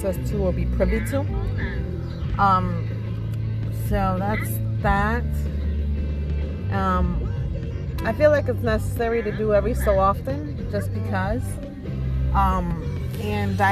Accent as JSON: {"language": "English", "region": "New York", "country": "United States", "tie": "born or raised there", "moved": "as an adult", "said": "I was raised in New York like all my life."}